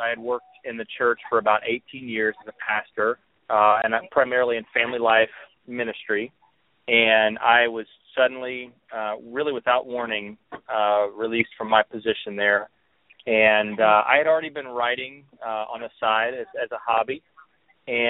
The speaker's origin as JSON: {"language": "English", "town": "Indianapolis", "region": "Indiana", "country": "United States", "said": "I am from Indianapolis, Indiana"}